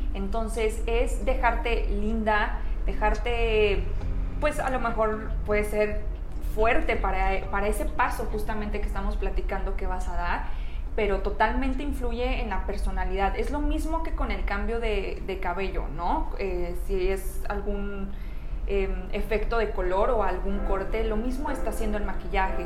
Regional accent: Michoacán, Mexico; now in Querétaro, Mexico; yo soy originaria de Michoacán, tengo aquí en Querétaro viviendo 13 años

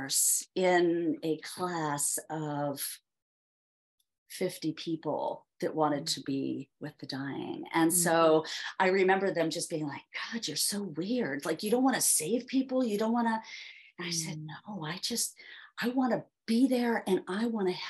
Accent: Philadelphia, Pennsylvania, United States; I grew up there in Philadelphia

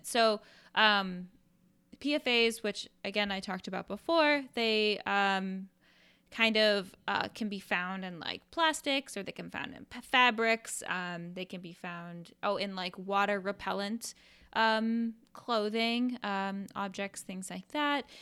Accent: Iowa, United States; When I was a kid, I, I'm from, I'm from Iowa.

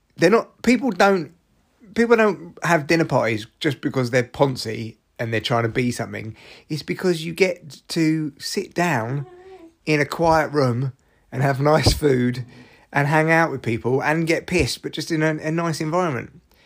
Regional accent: United Kingdom; I'm too British

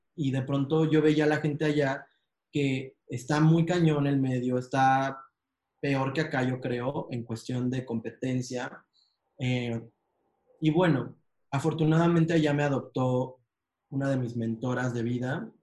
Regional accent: Mexico; en México, en mi país

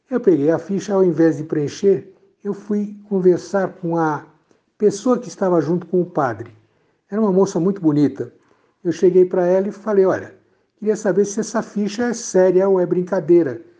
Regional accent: São Paulo, Brazil; now in Campinas, Brazil; Eu vim de São Paulo para Campinas há mais ou menos 20, 28, 30 anos atrás, para por razões profissionais.

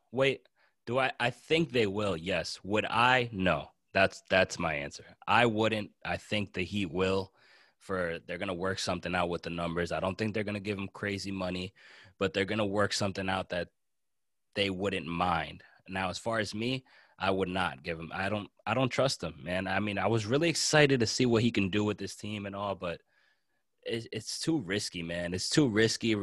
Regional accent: New Jersey, United States; I'm from New Jersey and I kinda live near, I'm in the New Jersey, New York area here.

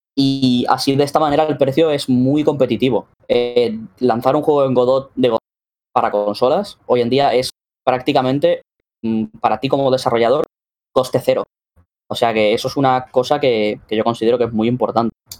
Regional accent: Spain; vengo de aquí de España

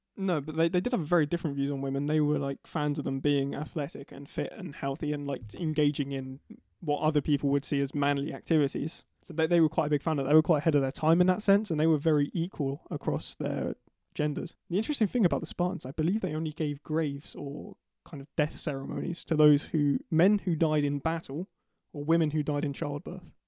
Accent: United Kingdom

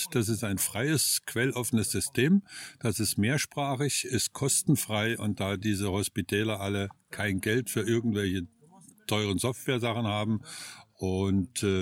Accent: Germany; moved away as an adult; now in Spain; also, ich komme aus Deutschland, wohne seit einem Jahr in Spanien, bin 63 und äh, genieße das Leben.

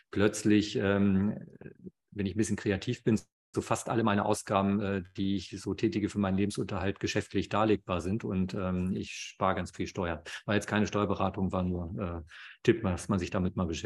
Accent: Germany; hier bei uns in Deutschland

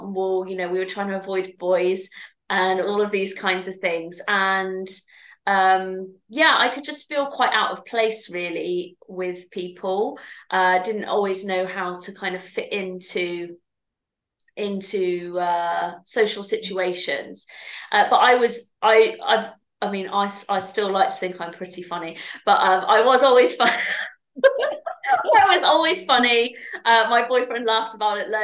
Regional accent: Bristol, South West England, United Kingdom; I'm from Bristol.

